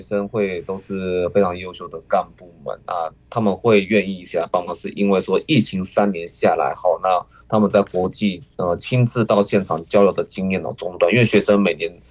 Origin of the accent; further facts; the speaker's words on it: Taiwan; 我们台湾人的想法